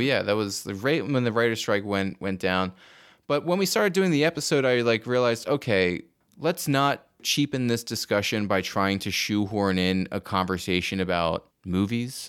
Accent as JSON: {"language": "English", "region": "New Jersey", "country": "United States", "said": "I'm from New Jersey"}